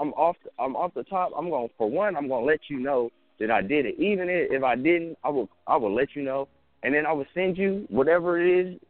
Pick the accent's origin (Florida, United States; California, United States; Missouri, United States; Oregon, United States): California, United States; the Bay Area; I'm from the Bay. We out in Cali